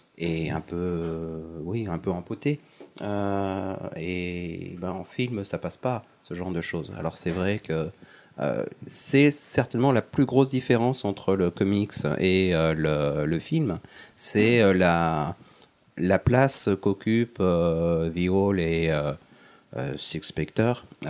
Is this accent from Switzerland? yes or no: no; France; chez nous en France